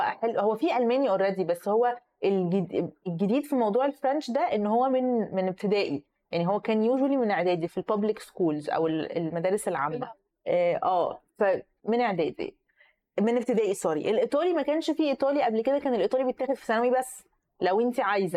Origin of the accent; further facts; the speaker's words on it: Egypt; إحنا كمصريين